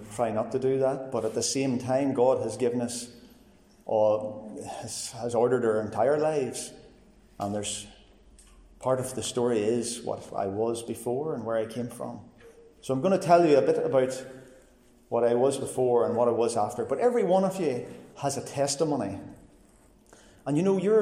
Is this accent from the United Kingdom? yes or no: yes; Cookstown, Northern Ireland, United Kingdom; I grew up in Cookstown